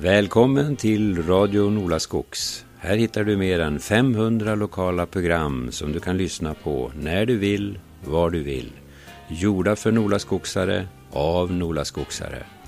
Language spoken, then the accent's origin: Swedish; Norrland, Sweden; vi norrlänningar